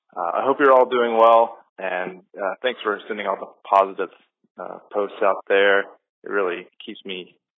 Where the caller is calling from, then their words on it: Kilgore, Texas, United States; Hi, this is … I'm calling from Kilgore, Texas